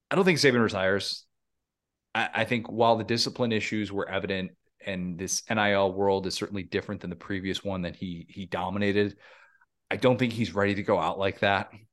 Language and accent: English; Midwest, United States; I grew up in the Midwest